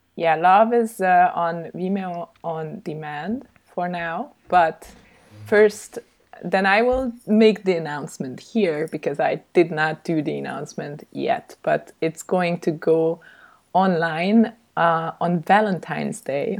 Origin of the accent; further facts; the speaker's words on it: Budapest, Hungary; also born or lived in Stuttgart, Germany / Salzburg, Austria; kind of growing up in Austria until I was eight, and then we moved back to Hungary to Budapest